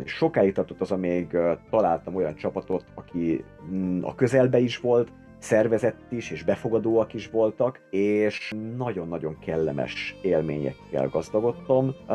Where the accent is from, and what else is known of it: Hungary